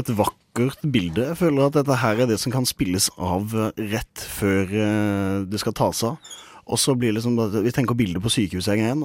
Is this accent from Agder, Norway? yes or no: yes; Kristiansand, Agder, Norway; moved away; mitt eh, gode hjemsted Kristiansand